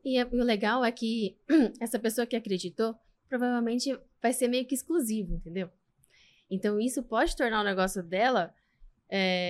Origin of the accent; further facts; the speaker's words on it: Ibiúna, São Paulo, Brazil; Sou de Biúna